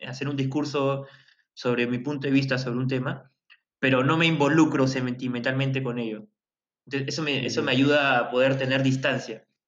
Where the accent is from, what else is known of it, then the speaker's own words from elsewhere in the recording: Peru; en mi país